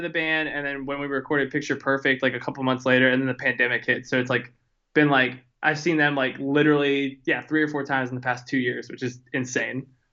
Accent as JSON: {"language": "English", "town": "Houston", "region": "Texas", "country": "United States", "tie": "born or raised there", "lives_now": "Austin, United States", "said": "I was born and raised in Houston"}